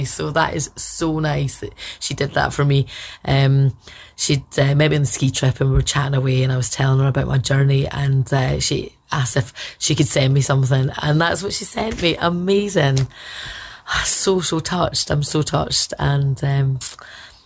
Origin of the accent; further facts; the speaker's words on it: Scotland, United Kingdom; moved away as an adult; now in Belfast, United Kingdom; I'm Scottish and I've been living here for 10 years.